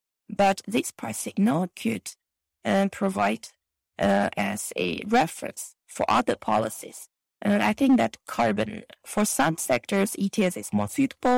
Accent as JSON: {"language": "English", "region": "Xinjiang", "country": "China", "tie": "born or raised there", "second_language": "English", "said": "this July is exactly my hometown in Xinjiang"}